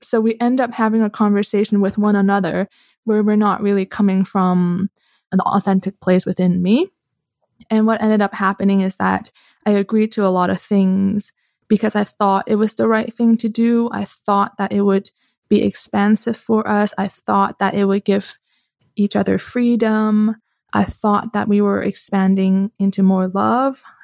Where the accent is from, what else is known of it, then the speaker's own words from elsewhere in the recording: Canada; moved away as an adult; now in Switzerland; I'm Canadian, right? So I was studying in Canada at the time